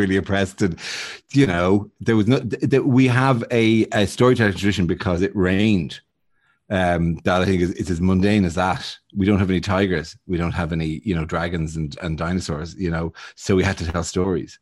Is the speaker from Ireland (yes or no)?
yes; Bray, Leinster, Ireland; moved away as an adult; now in United Kingdom; I'm from Braes